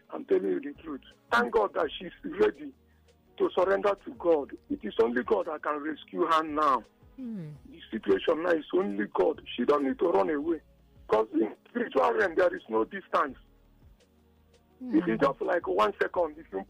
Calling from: Iba, Lagos, Nigeria; I'm calling from Eba.

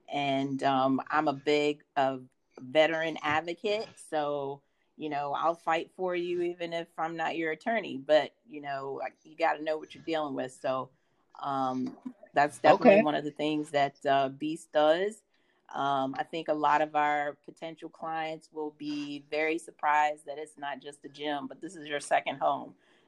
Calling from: Newport News, Virginia, United States; I am calling from the Newport News side of the Hampton Roads area.

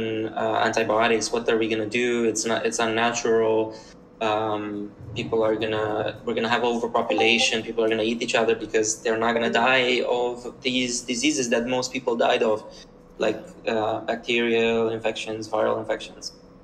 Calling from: Berlin, Germany; Currently, I'm in Berlin. I'm at a co-working space called Full Node.

